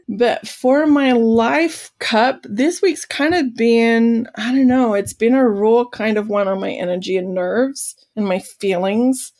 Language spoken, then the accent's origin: English; Australia; now in United States; I'm an Australian